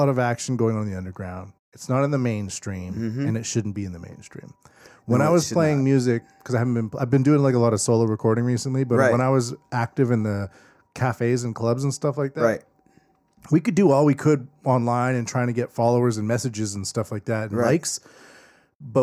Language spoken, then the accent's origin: English; Canada; I'm Canadian